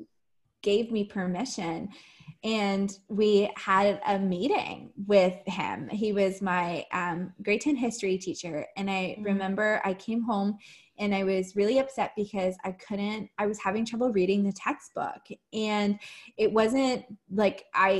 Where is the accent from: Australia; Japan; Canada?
Canada; Ottawa, Ontario; growing up in Ottawa